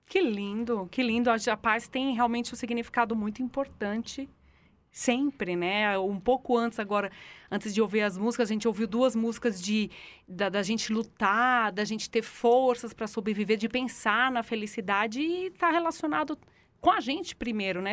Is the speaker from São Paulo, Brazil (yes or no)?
yes; São Paulo, Brazil; Eu sou de São Paulo